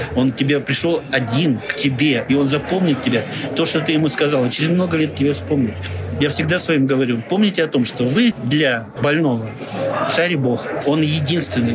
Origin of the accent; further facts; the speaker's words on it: Irkutsk, Irkutsk Oblast, Russia; я иркутянин